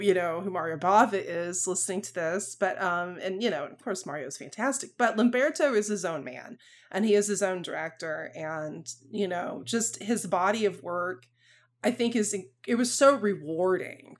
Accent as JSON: {"language": "English", "region": "the South", "country": "United States", "accent": "Southern", "said": "a Southern accent, like, I have a little bit of one"}